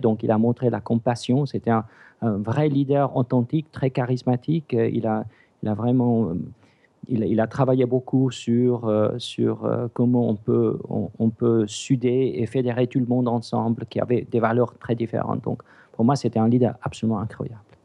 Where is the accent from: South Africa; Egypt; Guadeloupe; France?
South Africa; French is a second language; now in Switzerland; j'ai grandi en Afrique du Sud. Mes parents sont grecs et le upgrade, c'est suisse